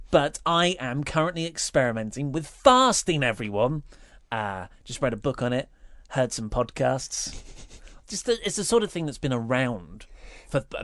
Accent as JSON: {"language": "English", "town": "Reading", "region": "South East England", "country": "United Kingdom", "tie": "born or raised there", "said": "in my hometown of mm. Reading"}